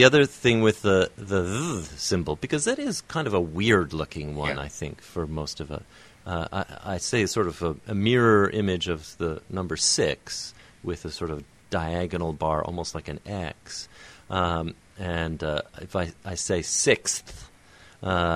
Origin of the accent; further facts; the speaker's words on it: Canada; I'm Canadian